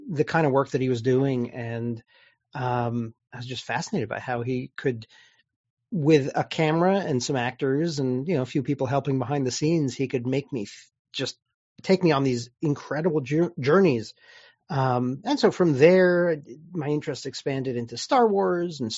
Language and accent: English; Waltham, Massachusetts, United States; also born or lived in Haifa, Israel / Los Angeles; I grew up in Massachusetts, which is where I am now